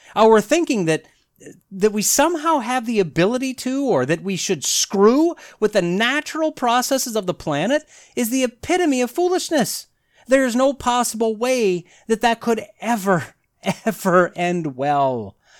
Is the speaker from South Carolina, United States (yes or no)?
no; Wisconsin, United States; I grew up in Wisconsin.